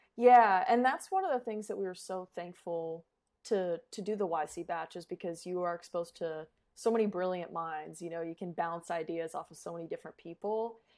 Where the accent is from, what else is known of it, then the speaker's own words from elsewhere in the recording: Colorado, United States; moved away as an adult; also born or lived in Phoenix, Arizona / Australia; I was born in Phoenix, but raised in Colorado.